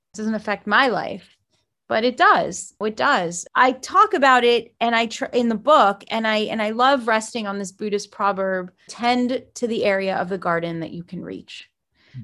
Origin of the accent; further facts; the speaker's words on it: South Florida, United States; also born or lived in Jerusalem, Israel / New York; I was raised in South Florida